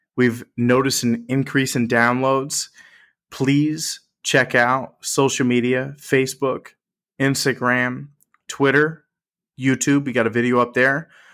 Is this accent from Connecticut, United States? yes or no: yes; Connecticut, United States; we're from Connecticut